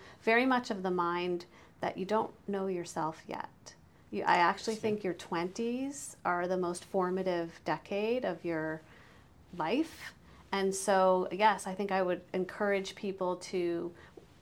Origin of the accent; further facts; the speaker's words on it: United States; moved away as an adult; now in Canada; I'm an American